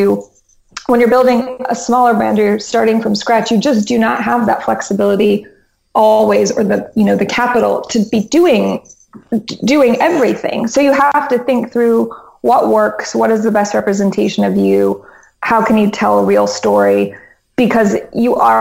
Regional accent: Albuquerque, New Mexico, United States; now in New York, United States; I was born in New Mexico. Basically, Portlandia in Albuquerque. That was my childhood.

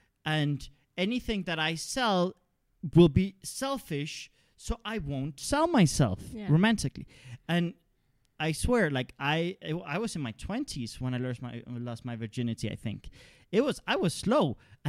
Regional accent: Denmark; also born or lived in Canada; I come from a liberal context. I come from liberal values. I grew up in Denmark and Canada and things like that.

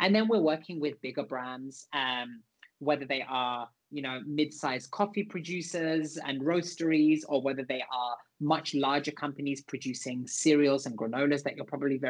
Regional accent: London, United Kingdom; I grew up in East and North London.

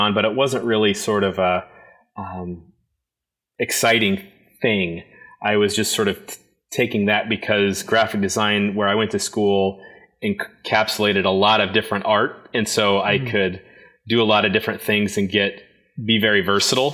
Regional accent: Indianapolis, Indiana, United States; I grew up on the south side of Indianapolis in kind of a blue-collar family.

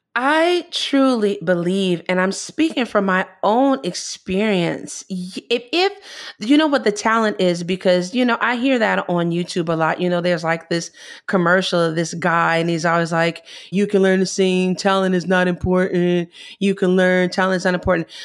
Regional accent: Chicago, Illinois, United States; moved away as an adult; now in Italy; I'm from Chicago

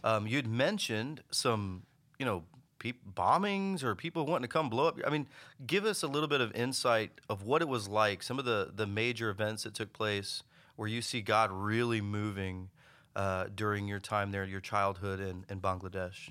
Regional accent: United States; I was born and raised in the United States

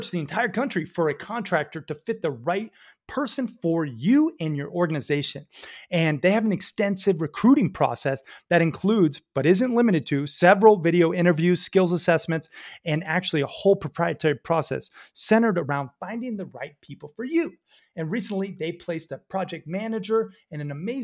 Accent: Sarasota, Florida, United States; also born or lived in Red Lodge, Montana; Chris and I, we grew up together in Sarasota

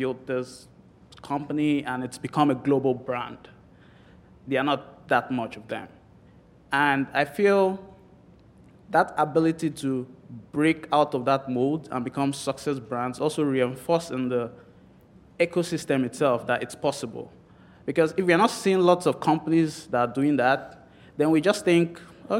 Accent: Nigeria; moved away as an adult; I'm from Nigeria, Africa.

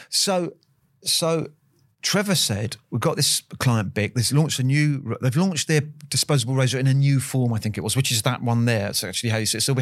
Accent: Kew, London, United Kingdom; is it because I grew up in Kew Gardens? I had uh, yeah. an auntie in, in, in, Richmond, and I spent a lot of time, so I sort of knew it.

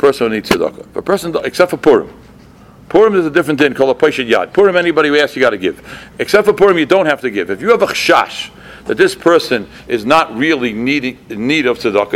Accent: Boston, Massachusetts, United States; moved away as an adult; also born or lived in Lakewood, New Jersey; I came from Boston. I'm learning in Lakewood

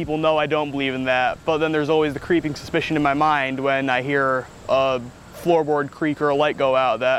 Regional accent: Trinidad & Tobago; I'm Trinidadian, and in Trinidad, everyone there believes in the supernatural. We have a bunch of folklore and spirits and whatnot. So I was brought up to believe in that.

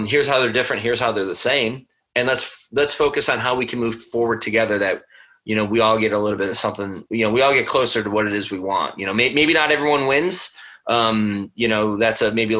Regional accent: Buffalo, New York, United States; moved away as an adult; also born or lived in California; I'm from Buffalo, New York.

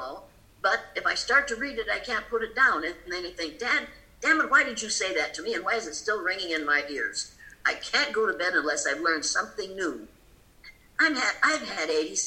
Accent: Riceville, Iowa, United States; moved away; I grew older in Riceville

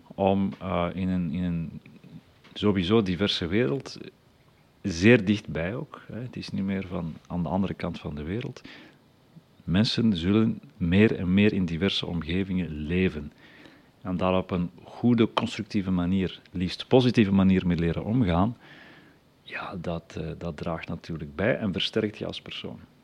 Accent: the Leuven area, Flanders, Belgium; bij ons in het Leuvense

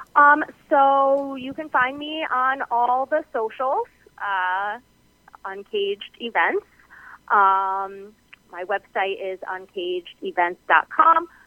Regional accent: New Jersey, United States; now in Hudson Valley, New York, United States; I grew up in New Jersey and I now live in Hudson Valley, New York

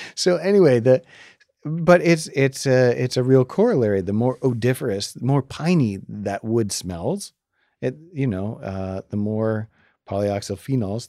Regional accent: Maine, United States; We're from Maine

